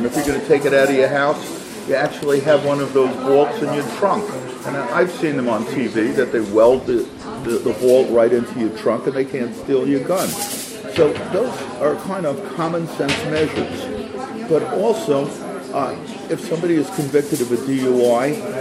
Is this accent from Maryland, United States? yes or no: no; New York City, New York, United States; I'm from Brooklyn, New York, 18 blocks from where Bernie was born